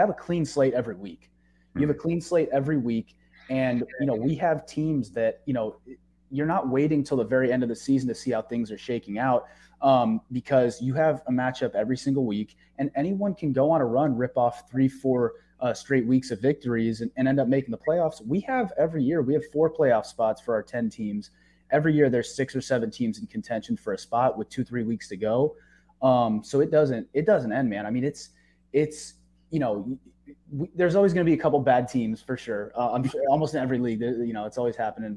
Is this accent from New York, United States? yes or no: no; San Diego, California, United States; moved away; also born or lived in Chicago / Michigan; I was born in Chicago, but raised in San Diego